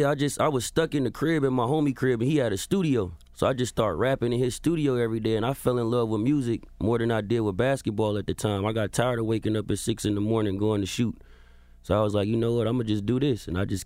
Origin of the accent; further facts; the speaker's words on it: California, United States; So I'm from the Bay Area. The Bay Area.